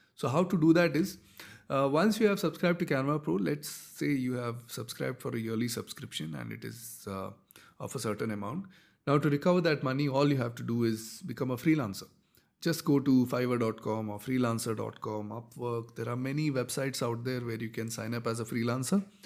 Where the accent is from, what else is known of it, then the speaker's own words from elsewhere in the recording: India; I'm from India